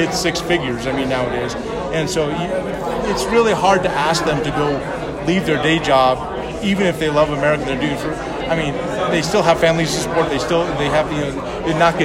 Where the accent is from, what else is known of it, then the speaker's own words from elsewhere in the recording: Southern California, United States; It was in Southern California. That's my hometown